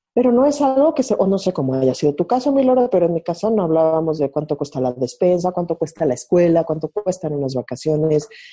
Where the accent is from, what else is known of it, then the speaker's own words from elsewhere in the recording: Mexico City, Mexico; yo nací en la Ciudad de México, me crié aquí